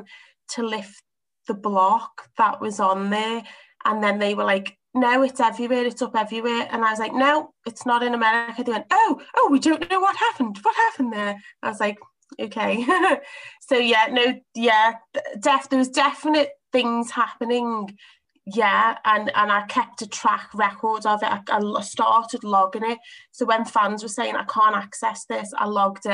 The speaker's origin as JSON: {"language": "English", "town": "Liverpool", "region": "North West England", "country": "United Kingdom", "said": "I'm from Liverpool. We're quite tough people"}